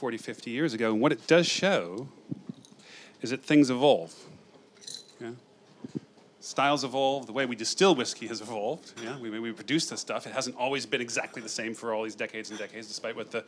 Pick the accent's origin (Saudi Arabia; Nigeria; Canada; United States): United States; moved away as an adult; I'm this American guy who came over to work in marketing product development for this big Scotch whiskey company